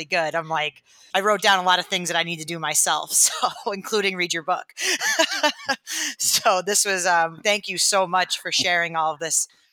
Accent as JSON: {"language": "English", "region": "Maine", "country": "United States", "tie": "born or raised there", "said": "I grew up in Maine."}